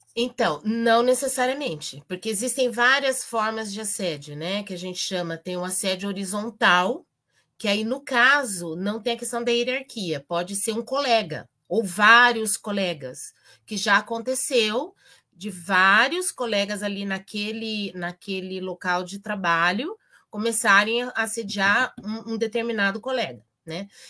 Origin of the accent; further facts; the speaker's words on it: Campinas, São Paulo, Brazil; now in Paraná, Brazil; Na minha terra, eu sou de Campinas originalmente